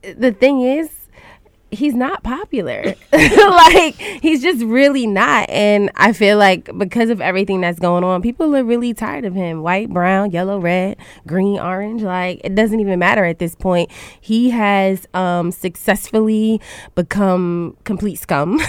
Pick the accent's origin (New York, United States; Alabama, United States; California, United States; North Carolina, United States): New York, United States; New York City; I am from Southeast Queens